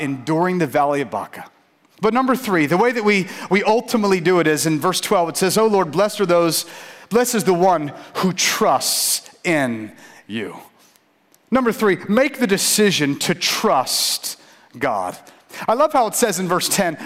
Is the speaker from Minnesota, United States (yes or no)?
no; St. Petersburg, Florida, United States; I grew up in St. Pete